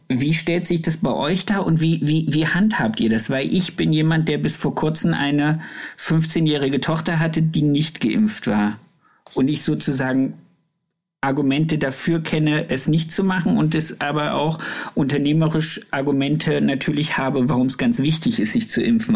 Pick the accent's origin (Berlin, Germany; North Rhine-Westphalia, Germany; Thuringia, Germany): Thuringia, Germany; area near Erfurt; Da, wo ich herkomme, also ich musste einmal im Jahr nach Erfurt in, ins, äh, ins überbetriebliche Lehrzentrum